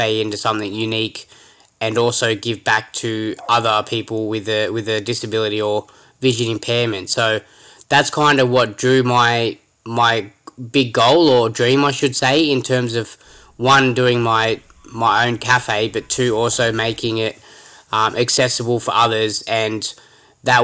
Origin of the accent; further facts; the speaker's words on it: Sydney, New South Wales, Australia; I've grown up in a place called St. Clair, which is from Western Sydney, about an hour from the CBD.